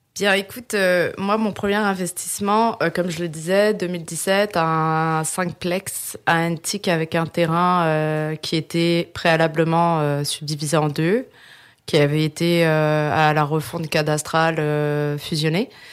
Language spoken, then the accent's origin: French; France; moved away as an adult; now in Quebec, Canada; je suis née en France et euh, je suis au Québec depuis 2011